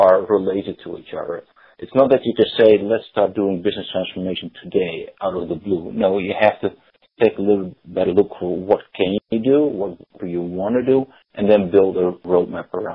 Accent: Netherlands; accent: Dutch; English is a second language; moved away as an adult; now in United States; I still have a slight Dutch accent. Born and raised in the Netherlands many, many years ago, living in the US for 11 years.

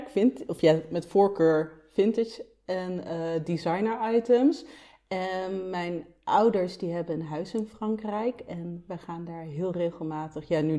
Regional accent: Nijmegen, Gelderland, Netherlands; also born or lived in Amsterdam; now in Delft, Netherlands; ik kom uit Nijmegen. ik ben ooit in Delft beland met, eh, ja, met een vriendje met wie ik ging samenwonen op de Begijnhof.

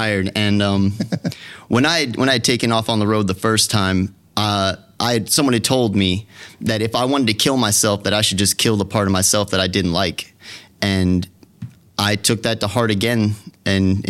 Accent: Florida, United States; moved away as an adult; now in Detroit, United States; I grew up mostly down in Florida

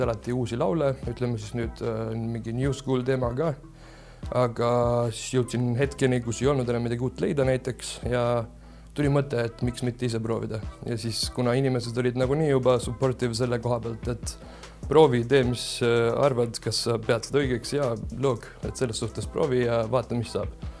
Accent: Germany; now in Estonia; ma olen tegelikult Saksamaalt pärit ja siis äh, seal kasvasin suures osas üles

